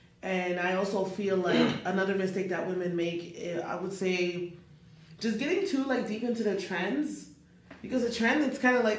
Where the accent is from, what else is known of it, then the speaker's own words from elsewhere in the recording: Canada; moved away; I'm originally Canadian